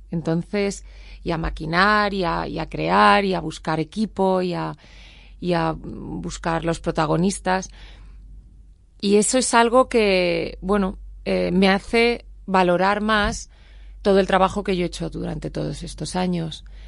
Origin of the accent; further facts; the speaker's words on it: Spain; no soy latina, que soy española